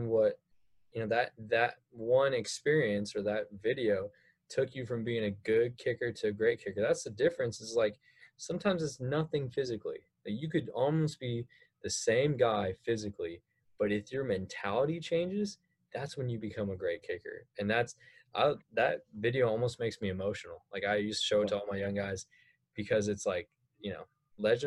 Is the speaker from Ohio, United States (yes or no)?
no; Fresno, California, United States; Fresno, California. Shout out to my hometown